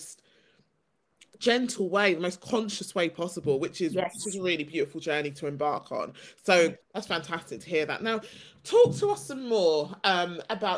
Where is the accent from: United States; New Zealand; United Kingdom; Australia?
United Kingdom; I was born and raised in the UK, haven't lived anywhere else